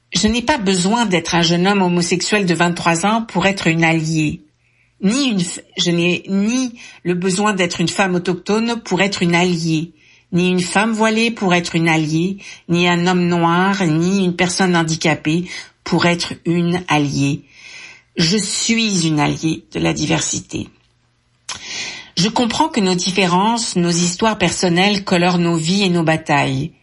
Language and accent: French; France; moved away; je suis née en France. Mon accent me trahit